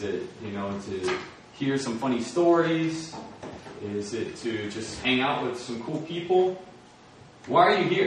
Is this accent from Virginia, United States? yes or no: yes; Springfield, Virginia, United States; I was born in Northern Virginia, Springfield, Virginia, that area. And my parents are Christian. They sent me to a Christian school